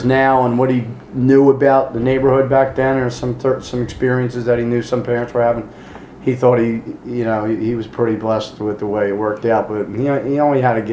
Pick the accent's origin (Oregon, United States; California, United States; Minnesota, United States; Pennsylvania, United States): Pennsylvania, United States; Philadelphia; I grew up in Northeast Philly